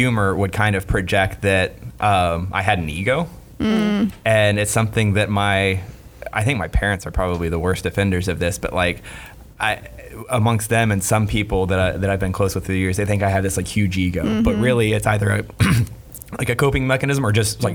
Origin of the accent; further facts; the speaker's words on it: Merritt Island, Florida, United States; I'm from Merritt Island. I'm a city boy.